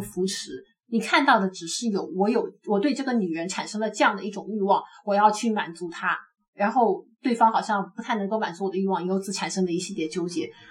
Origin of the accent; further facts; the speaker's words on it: China; 我们大陆呢